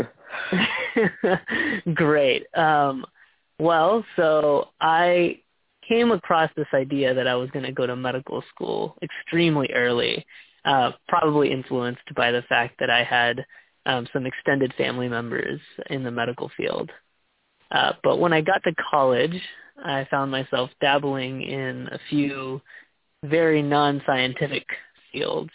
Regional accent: Texas, United States; moved away as an adult; now in Seattle, United States; I was born and raised in Texas, and I've recently made the big move to Seattle

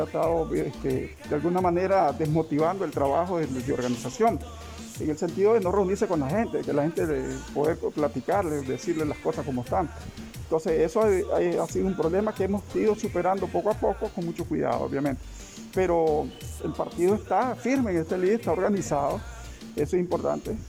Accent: Nicaragua

